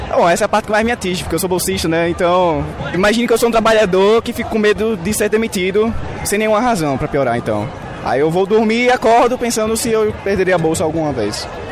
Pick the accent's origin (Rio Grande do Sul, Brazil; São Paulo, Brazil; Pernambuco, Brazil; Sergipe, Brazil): Sergipe, Brazil; now in Belo Horizonte, Brazil; Eu não sou daqui, eu sou de Egipte e a federal de lá não tem manutenção básica